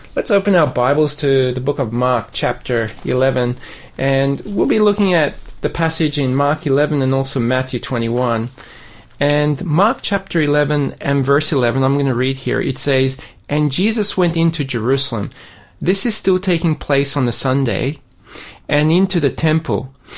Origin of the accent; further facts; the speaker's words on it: Sydney, New South Wales, Australia; now in Burnie, Australia; I grew up in Sydney